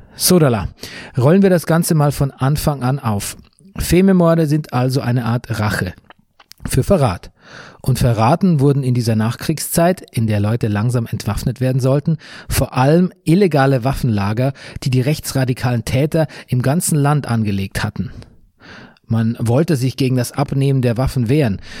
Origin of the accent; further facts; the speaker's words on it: Bavaria, Germany; mitten in meiner Heimat Bayern